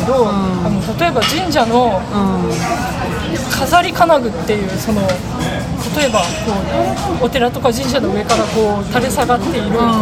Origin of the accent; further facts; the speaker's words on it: Kansai, Japan; moved away as an adult; also born or lived in Kyoto; now in Fukuoka, Japan; 私関西出身なんですけど